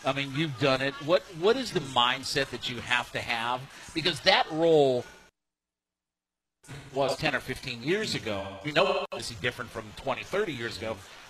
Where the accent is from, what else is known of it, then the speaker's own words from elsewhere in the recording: Ohio, United States; I grew up in Northeast Ohio as an Indians fan, so my whole life